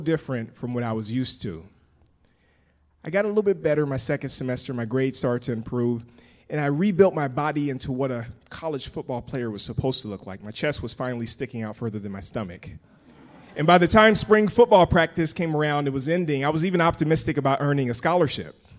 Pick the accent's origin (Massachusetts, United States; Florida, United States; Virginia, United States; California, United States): Florida, United States; Pensacola; moved away as an adult; I grew up in Pensacola, Florida